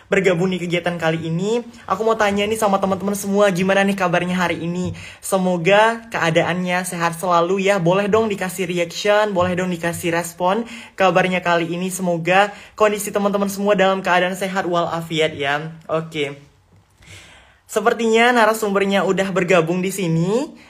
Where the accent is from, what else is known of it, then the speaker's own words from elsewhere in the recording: Palembang, South Sumatra, Indonesia; now in China; saya dari Palembang dan saat ini saya sedang menempuh pendidikan di Sandong Kejidashe.